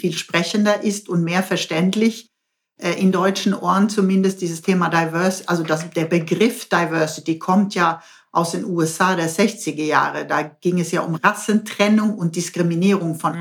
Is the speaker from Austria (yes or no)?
no; Sweden; German is a second language; moved away as an adult; now in Baden-Württemberg, Germany; ich bin Schwedin